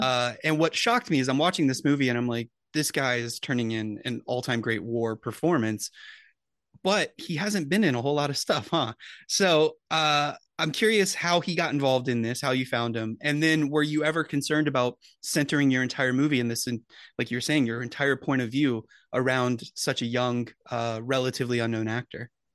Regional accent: United States; as an American viewer

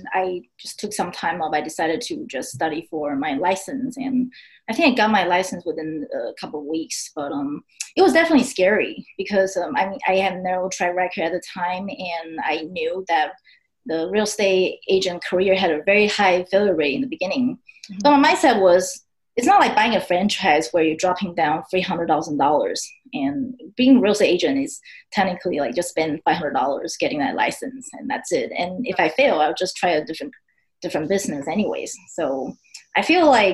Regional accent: Taipei, Taiwan; English is a second language; moved away as an adult; also born or lived in Texas, United States; now in United States; Taipei, which is my hometown

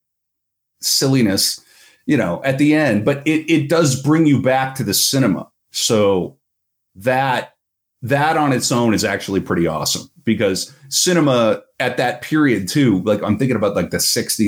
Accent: United States; As an American

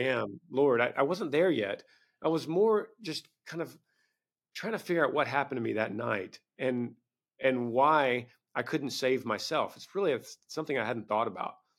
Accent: Bible Belt, Southern United States, United States; I grew up in the Bible Belt

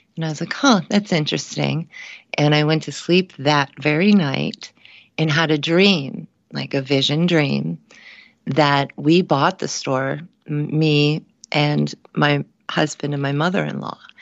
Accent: Cincinnati, Ohio, United States; moved away; my hometown of Cincinnati, Ohio

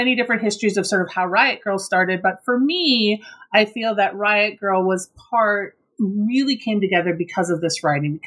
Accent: Minnesota, United States; born or raised there

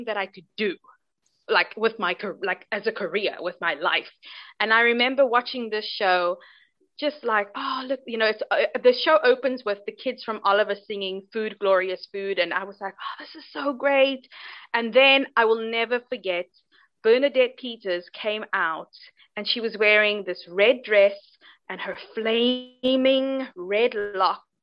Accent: Cape Town, Western Cape, South Africa; I'm from Cape Town in South Africa. That's where I am right now.

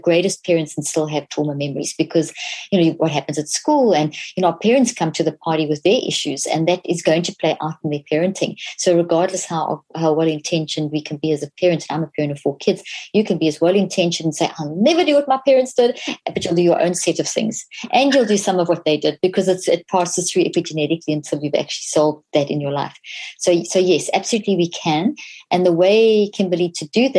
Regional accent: South Africa; So I grew up in South Africa.

